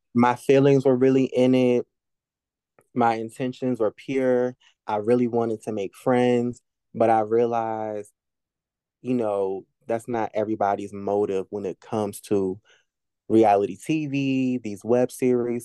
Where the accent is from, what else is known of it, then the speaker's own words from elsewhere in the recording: Norfolk, Virginia, United States; I grew up, uh, one of the parts of Norfolk called Ocean View.